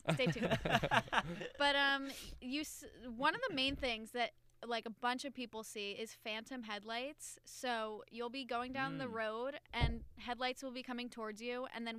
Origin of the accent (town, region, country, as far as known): New Jersey, United States; born or raised there